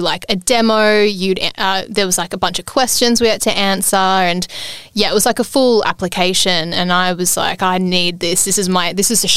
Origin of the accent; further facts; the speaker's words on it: Ballarat, Victoria, Australia; growing up in Ballarat, I listened a lot to Power FM, which is like the local commercial station